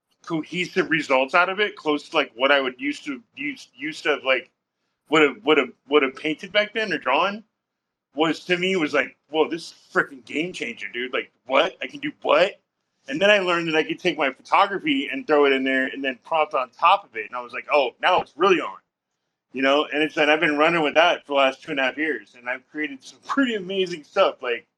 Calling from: Portland, Oregon, United States; I'm calling from Portland, Oregon.

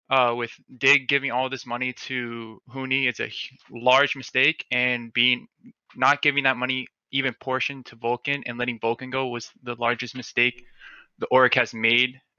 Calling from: Miami, Florida, United States; Uh, Miami, Florida.

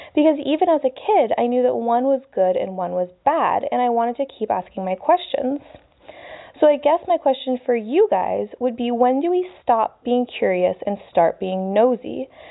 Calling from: Florida, United States; I'm calling from Florida

